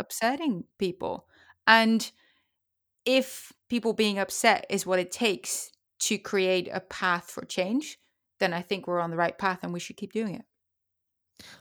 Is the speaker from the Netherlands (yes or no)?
yes; Netherlands; now in United States; I live in the United States because of horse racing. I'm from the Netherlands.